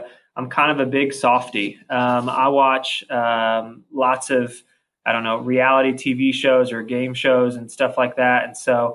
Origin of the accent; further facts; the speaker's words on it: Columbus, Indiana, United States; growing up in Columbus, obviously I love Columbus